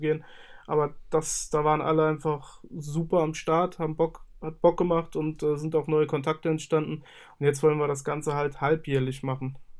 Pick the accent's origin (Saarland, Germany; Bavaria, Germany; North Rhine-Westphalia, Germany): Saarland, Germany; Ich komme aus dem Saarland und bin 27 Jahre alt.